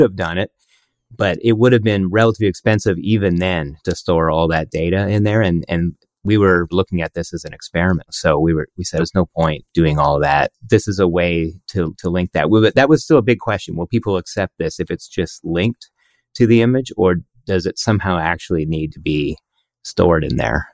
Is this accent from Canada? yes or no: yes; Canada; We're Canadian.